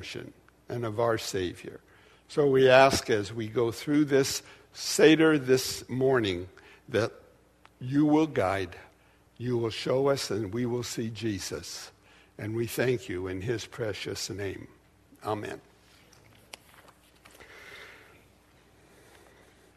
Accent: Portland, United States; also born or lived in Dallas; I was raised in Portland in a conservative Jewish family

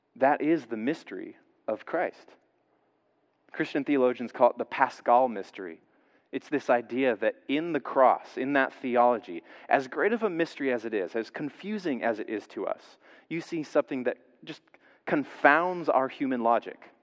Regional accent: Georgia, United States; I'm a kid growing up in Georgia in the South

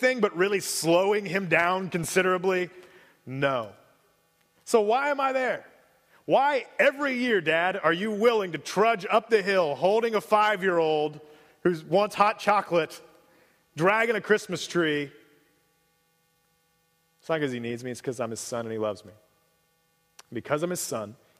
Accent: Cincinnati, Ohio, United States; moved away; I grew up in Cincinnati

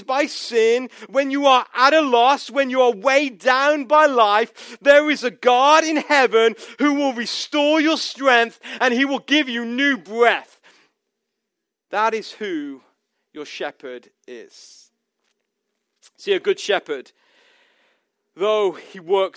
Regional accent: United States; we have found ourselves as an American people

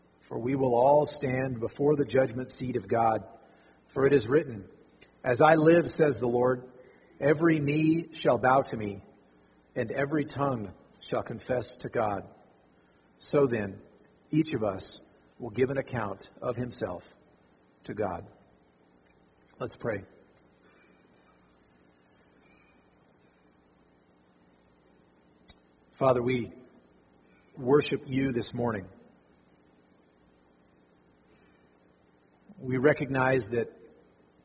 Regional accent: Fallon, Nevada, United States; also born or lived in Arkansas; I grew up right here in Fallon

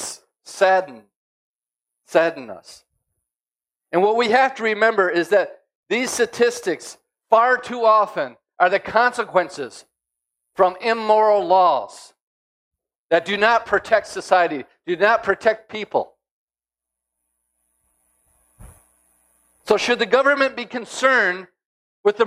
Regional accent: United States; As an American, a Christian living in America

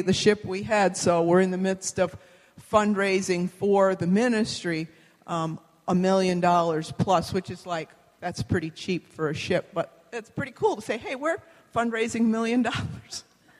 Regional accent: New Zealand; So here on the map, we are from New Zealand. New Zealand is not Australia.

